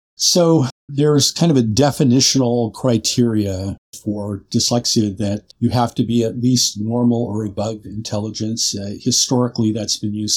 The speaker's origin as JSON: {"language": "English", "town": "Seattle", "region": "Washington", "country": "United States", "tie": "born or raised there", "also_born_or_lived": "San Francisco / Chicago", "said": "moved out to Seattle, which was my hometown"}